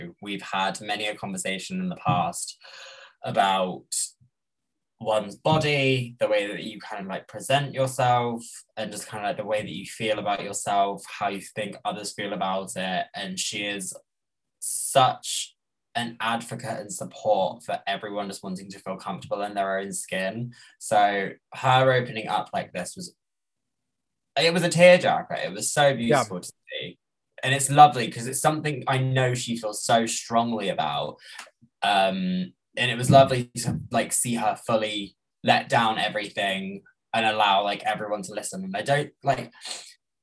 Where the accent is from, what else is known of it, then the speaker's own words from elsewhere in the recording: United Kingdom; I am a British person.